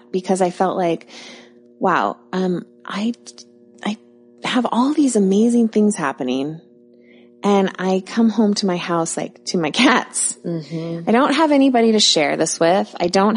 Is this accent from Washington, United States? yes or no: yes; Bellevue, Washington, United States; I'm from Bellevue